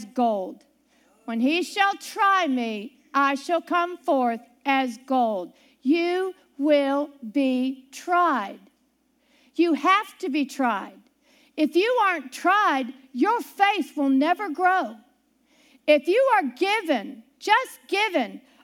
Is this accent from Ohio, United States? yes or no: yes; Ohio, United States; also born or lived in Pittsburgh, Pennsylvania; I grew up near Pittsburgh, Pennsylvania. I lived all around there up until I was 6, and then my family moved to Ohio